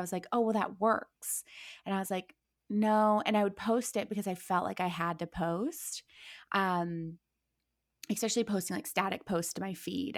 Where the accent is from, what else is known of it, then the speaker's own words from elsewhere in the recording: Akron, Ohio, United States; moved away as an adult; also born or lived in Orange County; now in Los Angeles, United States; I'm born and raised in Akron, Ohio